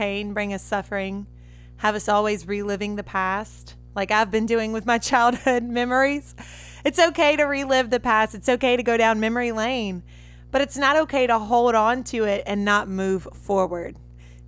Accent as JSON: {"language": "English", "town": "Red Lick", "region": "Mississippi", "country": "United States", "tie": "born or raised there", "said": "I had an awesome childhood, awesome parents, awesome siblings where I grew up back in Red Lick, Mississippi"}